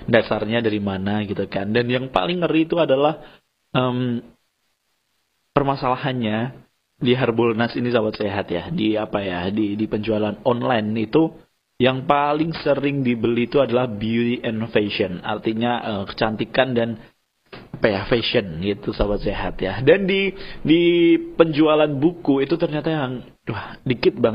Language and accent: Indonesian; Java, Indonesia; ada peribahasa Jawa karena kita orang Jawa itu kan ajining diri dari ono eng lati